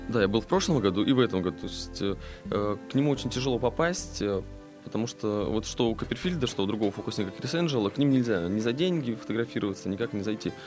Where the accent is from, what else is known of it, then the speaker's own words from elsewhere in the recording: Saint Petersburg, Russia; родился я в Питере здесь